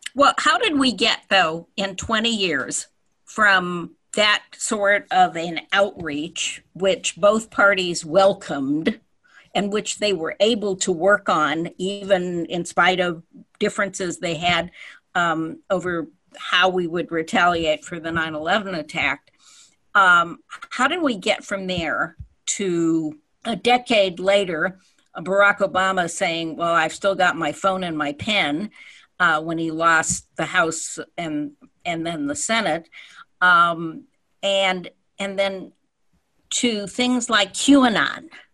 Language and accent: English; California, United States; we Californians